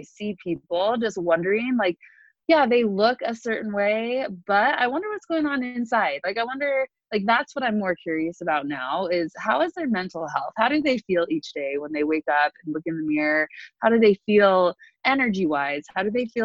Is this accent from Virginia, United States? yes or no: no; Salt Lake City, Utah, United States; also born or lived in California; now in Salt Lake City, United States; I moved back to Salt Lake from California